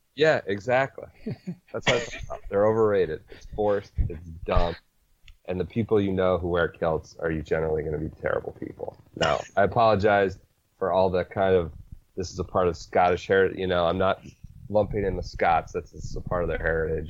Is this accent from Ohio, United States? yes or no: yes; Northeast Ohio, United States; I'm from Northeast Ohio